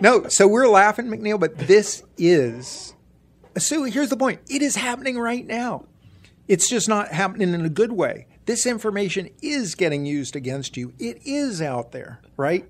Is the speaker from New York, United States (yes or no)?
no; Ohio, United States; I grew up in Ohio